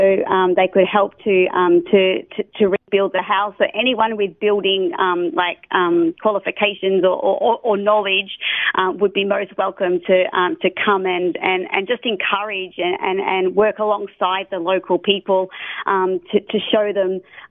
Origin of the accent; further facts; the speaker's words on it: Australia; moved away; I'm a missionary from Australia